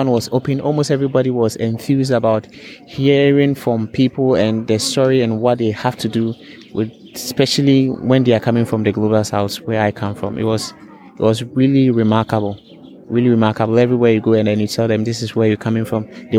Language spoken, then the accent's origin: English; Ghana; I'm a Wikipedian from Ghana, and I'm a member of the user group in Ghana